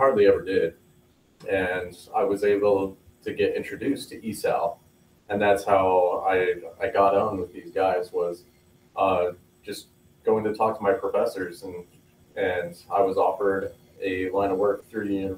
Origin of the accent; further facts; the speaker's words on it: Gillette, Wyoming, United States; I grew up in Gillette, so rival to Sheridan